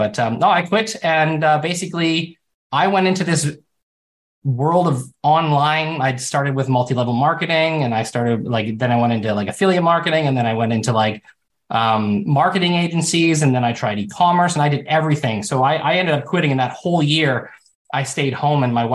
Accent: Canada; I'm Canadian.

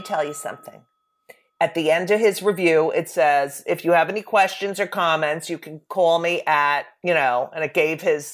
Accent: New Jersey, United States; my hometown paper in New Jersey

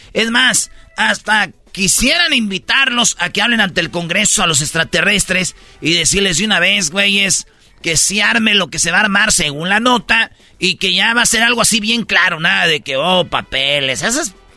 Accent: Michoacán, Mexico; mi maestra, güey, de quinto grado, allá en, en Michoacán, en mi pueblo

